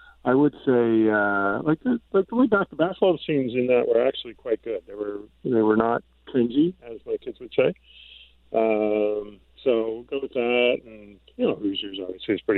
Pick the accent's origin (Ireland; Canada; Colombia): Canada; I'm Canadian